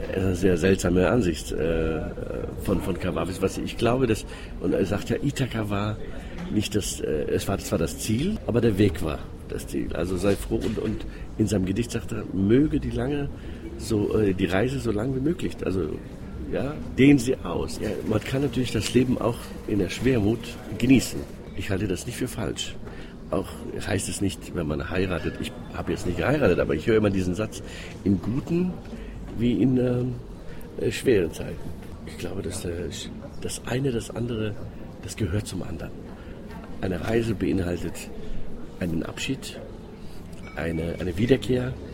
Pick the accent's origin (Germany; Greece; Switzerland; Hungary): Greece; German is a second language; moved away; als Grieche